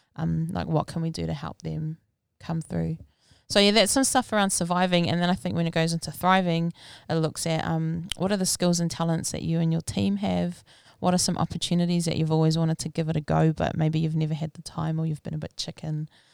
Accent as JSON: {"language": "English", "town": "Rotorua", "region": "Bay of Plenty", "country": "New Zealand", "tie": "born or raised there", "said": "I was born and raised in Rotorua back in nineteen eighty"}